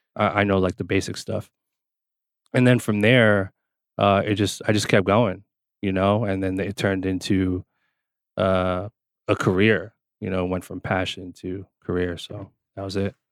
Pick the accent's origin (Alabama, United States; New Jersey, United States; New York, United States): New Jersey, United States; I grew up in Jersey